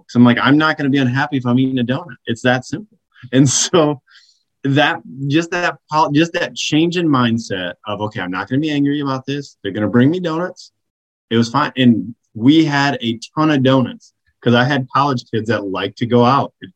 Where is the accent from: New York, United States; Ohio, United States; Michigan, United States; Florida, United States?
Michigan, United States; moved away; also born or lived in Chicago; I grew up in Michigan